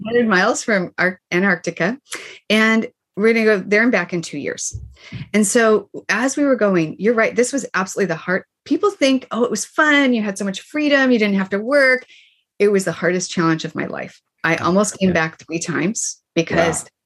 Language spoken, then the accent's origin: English; Boise, Idaho, United States; moved away; Boise, Idaho, where I grew up